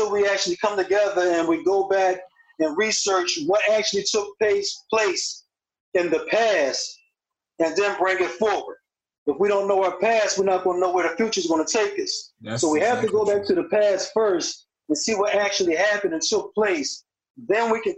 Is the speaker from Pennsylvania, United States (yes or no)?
yes; Philadelphia, Pennsylvania, United States; I'm from Philly.